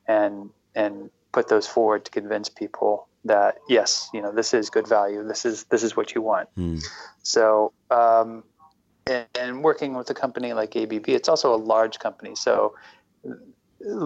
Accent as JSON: {"language": "English", "region": "Midwest", "country": "United States", "tie": "born or raised there", "moved": "yes", "said": "I grew up in the Midwest in the United States"}